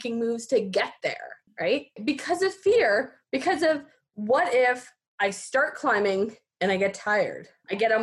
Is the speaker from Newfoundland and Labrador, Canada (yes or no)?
no; Fernie, British Columbia, Canada; I grew up in Fernie, here in Fernie